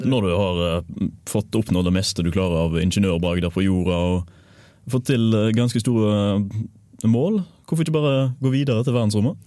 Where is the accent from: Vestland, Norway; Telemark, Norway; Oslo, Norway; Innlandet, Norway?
Vestland, Norway; Kvinnherad; now in Trondheim, Norway; Jeg kommer fra Kvinnherad, som er en vakker kommune som ligger på vestsida av Folgefonna.